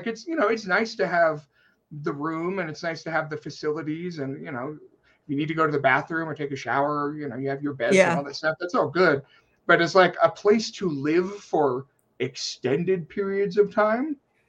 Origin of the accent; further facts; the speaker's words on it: Guam; I'm coming from Guam.